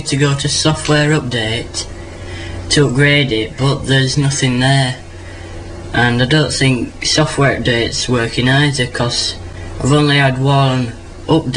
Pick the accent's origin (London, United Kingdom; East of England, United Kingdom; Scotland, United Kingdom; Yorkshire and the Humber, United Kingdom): Yorkshire and the Humber, United Kingdom; Leeds; I'm from Leeds in England